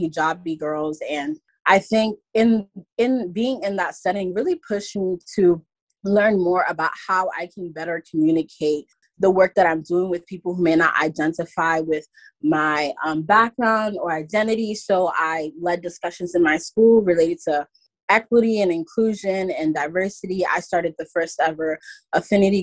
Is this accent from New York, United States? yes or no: yes; New York City, New York, United States; I grew up in New York City my entire life.